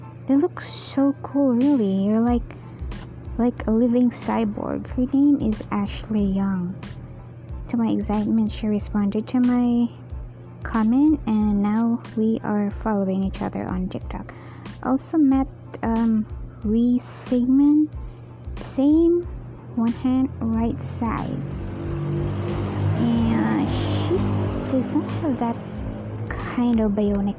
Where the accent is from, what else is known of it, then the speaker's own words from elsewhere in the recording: Philippines; I'm Filipino, so anyone there who wants to learn Tagalog, I could really teach you